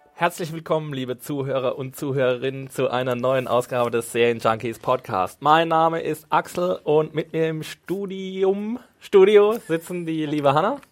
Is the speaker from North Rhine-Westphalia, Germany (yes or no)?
no; Neustadt an der Weinstraße, Rhineland-Palatinate, Germany; ist nicht meine Heimatstadt, ist Neustadt, aber ist ein Na-, Nachbardorf